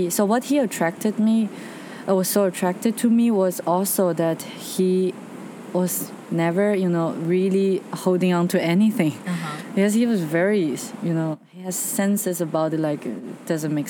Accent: China; moved away; I'm from China

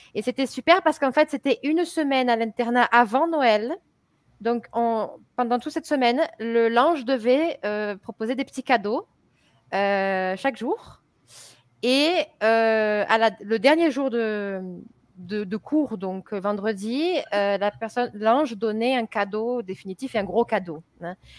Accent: France; je suis française, je suis professeure du français

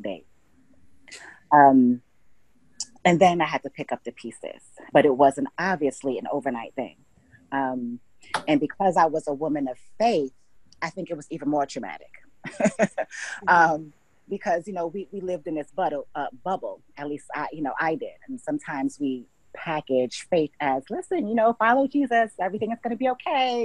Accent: Hartford, Connecticut, United States; moved away as an adult; also born or lived in New York / St. Lucia; now in Mississippi, United States; I'm originally from Hartford, Connecticut

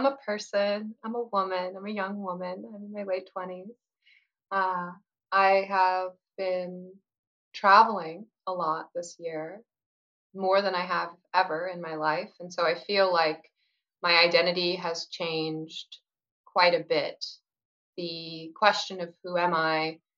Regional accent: Pacific Northwest, United States; I'm from the Pacific Northwest, and that's where I've spent most of my life

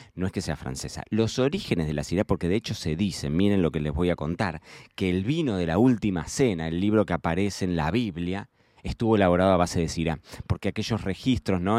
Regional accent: Argentina; yo soy argentino

